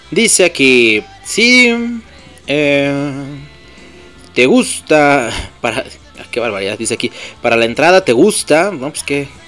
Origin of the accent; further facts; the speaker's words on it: Mexico; somos mexicanos y estamos orgullosos de serlo.